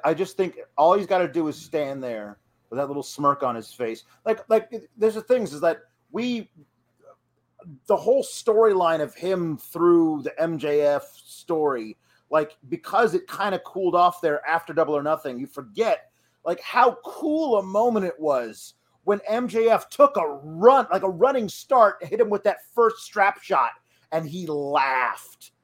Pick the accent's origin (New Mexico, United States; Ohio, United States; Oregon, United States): Oregon, United States; moved away; I grew up in Oregon